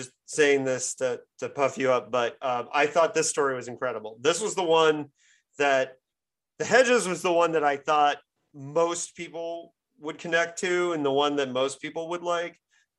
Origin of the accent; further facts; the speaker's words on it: Midwest, United States; even though I grew up in the Midwest and whatever